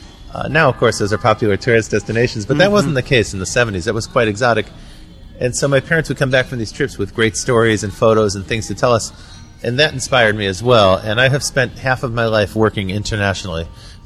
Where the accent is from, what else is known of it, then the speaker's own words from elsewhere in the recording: Cleveland, Ohio, United States; moved away; also born or lived in Berlin, Germany; I grew up in Cleveland, Ohio.